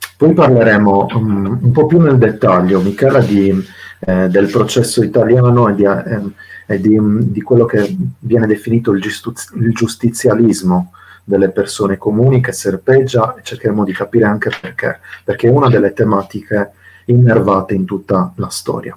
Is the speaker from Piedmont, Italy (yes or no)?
no; Sardinia, Italy; nella mia terra, peraltro in Sardegna